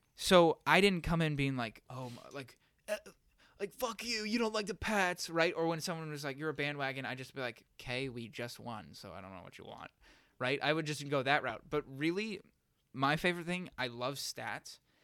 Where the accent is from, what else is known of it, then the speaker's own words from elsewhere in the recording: Massachusetts, United States; moved away; I'm from Massachusetts